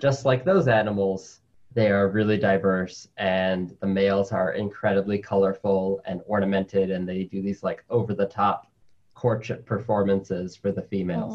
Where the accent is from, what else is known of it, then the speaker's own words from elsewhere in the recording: New York City, New York, United States; also born or lived in Colombia; my family came to the United States when I was like two or three, um, and I grew up in New York City